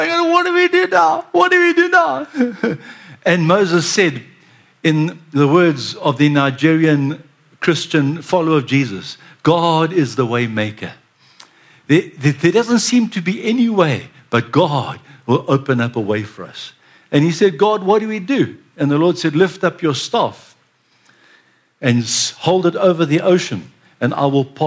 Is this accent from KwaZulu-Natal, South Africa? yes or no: yes; Durban, KwaZulu-Natal, South Africa; I was born in Durban, and I'm a banana boy